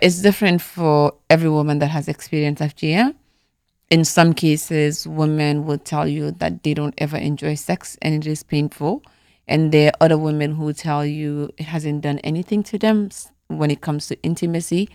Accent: Gambia; moved away; also born or lived in Atlanta, Georgia, United States; growing up in the Gambia, right, every girl that was born in my family went through it

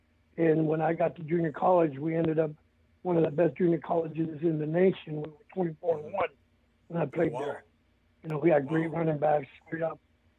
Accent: El Paso, Texas, United States; moved away as an adult; when I moved back to El Paso, my hometown where I was born

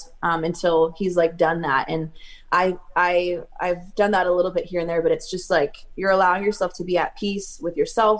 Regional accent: California, United States; growing up in California

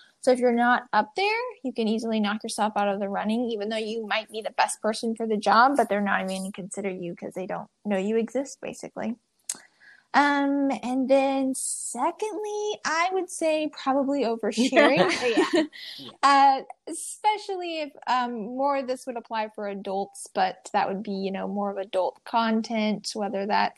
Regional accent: Midwest, United States; I would say I'm a Midwesterner. Who's been describing one of six kids who all grew up homeschooled on a farm.

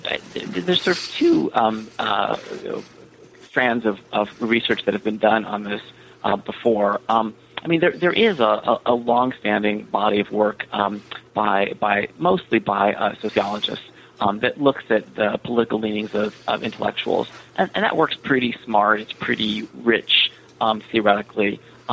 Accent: California, United States; So I'm an American, born and raised in the San Francisco Bay Area, and have lived a bunch of places at this point.

